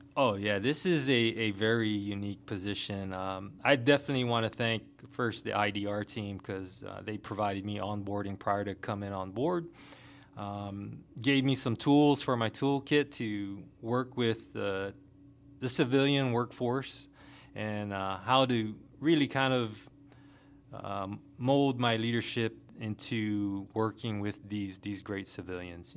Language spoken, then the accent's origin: English; Guam; moved away as an adult; also born or lived in Washington State / Hawaii / Kentucky / Germany; now in Fort Stewart, Georgia, United States; born and raised from the island of Guam, um, little tiny island in the Pacific